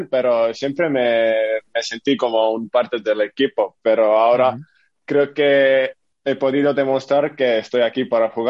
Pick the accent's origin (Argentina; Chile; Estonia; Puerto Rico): Estonia; now in Vitoria, Spain; porque en Estonia no tenemos un equipo